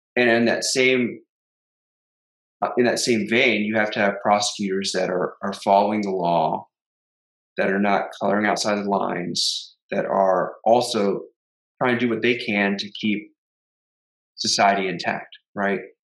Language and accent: English; Houston, Texas, United States; We grew up together in Houston.